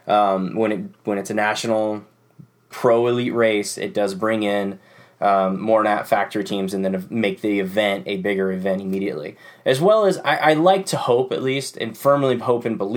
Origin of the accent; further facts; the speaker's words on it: Oregon, United States; this is my home state. They came here to Oregon